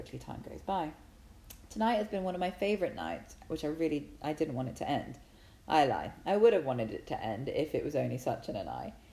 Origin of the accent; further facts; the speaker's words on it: England, United Kingdom; I'm English